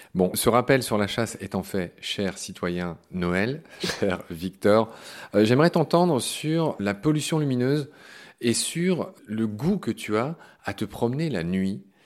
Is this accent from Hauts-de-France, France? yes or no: no; Pont-à-Mousson, Grand Est, France; le coin où, j'ai grandi, en Meurthe-et-Moselle. Moi, je viens de Pont-à-Mousson